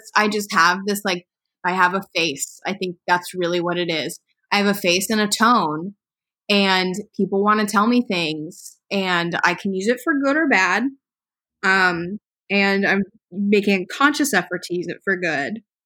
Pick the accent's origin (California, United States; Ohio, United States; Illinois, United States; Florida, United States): Ohio, United States; I'm from Ohio. It's like I grew up in the suburbs